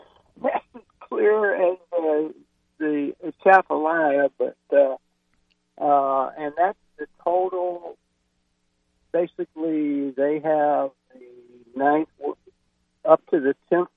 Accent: near Cleveland, Ohio, United States; moved away; I grew up near Cleveland.

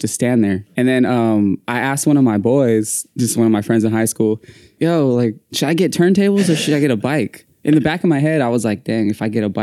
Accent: Livermore, California, United States; I'm from Livermore

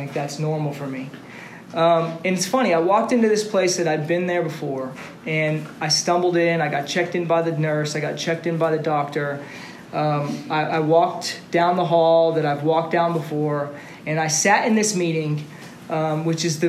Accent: Austin, Texas, United States; Born and raised in Austin

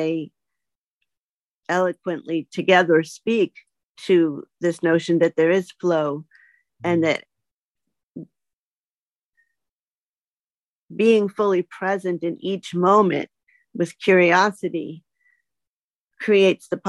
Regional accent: outside of Boston, Massachusetts, United States; I grew up outside of Boston, Massachusetts, where it snows

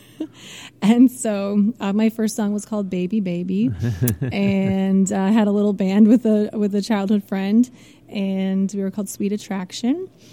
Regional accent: Algoma, Wisconsin, United States; moved away as an adult; also born or lived in Baltimore, Maryland; now in California, United States; I'm from Wisconsin, small town, Algoma, Wisconsin, which is about 25 miles east of Green Bay

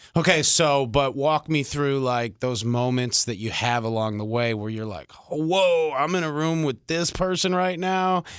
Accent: Detroit, Michigan, United States; I grew up in Detroit

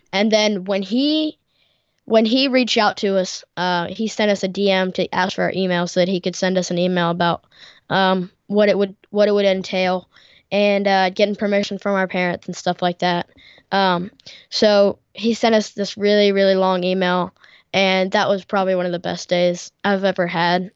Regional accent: United States; I'm American, born and raised

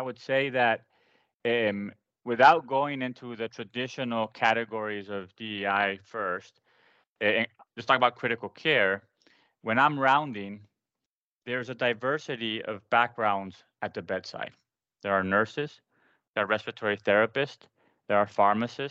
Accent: Paraguay; first language Spanish; English is a second language; moved away as an adult; now in United States; I grew up in South America, in Paraguay, after having lived in the United States from birth to I was 6 or 7, and decided to go to med school in Paraguay

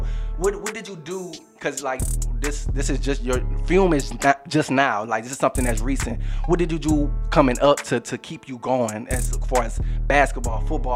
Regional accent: New Orleans, Louisiana, United States; I'm coming from New Orleans, Louisiana

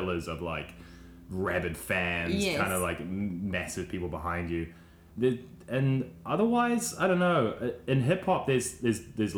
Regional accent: Australia; we're from Australia

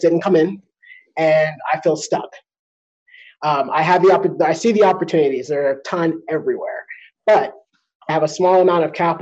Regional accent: Denver, Colorado, United States; I am from Denver, Colorado.

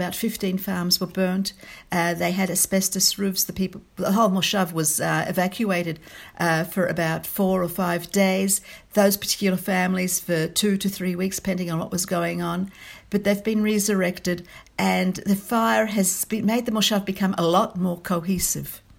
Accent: Australia; moved away as an adult; now in Israel; I'm Australian born and bred

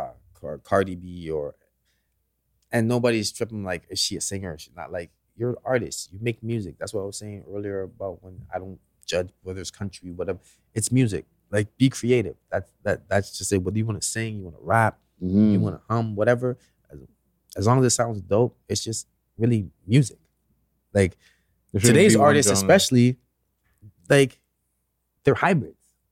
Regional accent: Canada; Let's just take being Canadian out of the picture.

